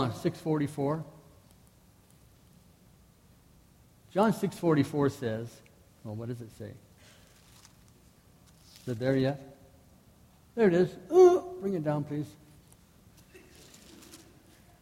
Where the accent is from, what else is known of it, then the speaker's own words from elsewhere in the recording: Manitoba, Canada; I'm from Manitoba